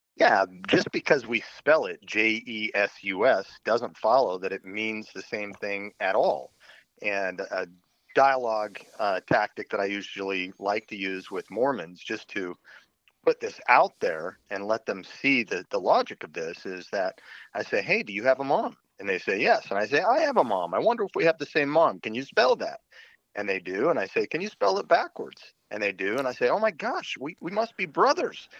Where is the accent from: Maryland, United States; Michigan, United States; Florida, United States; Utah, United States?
Utah, United States; moved away as an adult; I grew up in Utah for the first two decades of my life.